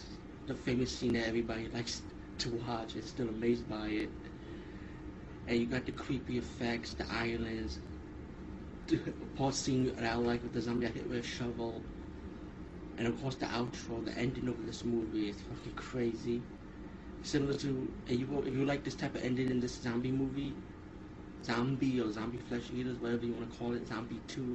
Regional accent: New York City, New York, United States; As a New Yorker

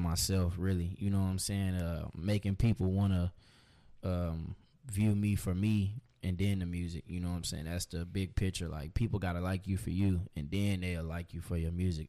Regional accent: Austin, Texas, United States; also born or lived in Pflugerville, Texas; Austin, born and raised.

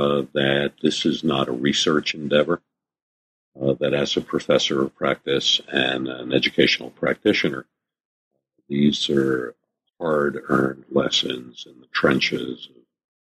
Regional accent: New York City, New York, United States; Yeah. Born and bred in the Bronx. I still live there. Been in the Bronx for 65 years.

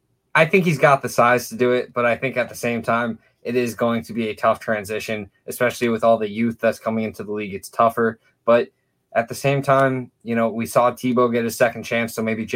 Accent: Carbondale, Illinois, United States; as a Saluki hometown guy, I'm from Carbondale. That's where Southern Illinois University is

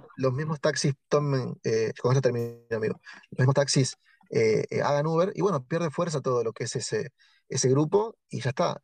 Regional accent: Tigre, Buenos Aires Province, Argentina; de donde yo soy también hay mucho trabajo ahí que se llama Tigre la ciudad

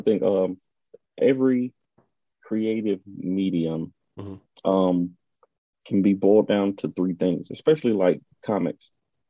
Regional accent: North Carolina, United States; But I think I grew up in North Carolina.

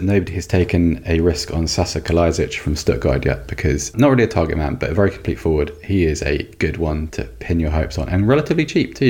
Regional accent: Oxford, South East England, United Kingdom; when I was younger, I grew up in Oxford

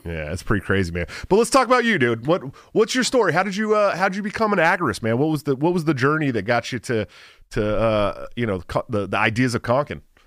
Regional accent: Bay Area, California, United States; moved away as an adult; I grew up in the Bay Area

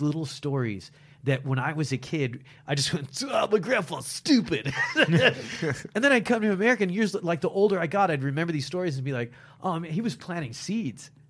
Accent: United States; accent: American; I'm American. Listen to this accent that you guys have beaten into me

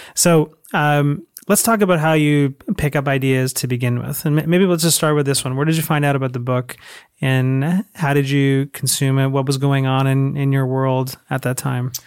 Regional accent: Toronto, Ontario, Canada; moved away as an adult; now in United States; I am from Canada. Toronto, I was moved he-, here about a year ago

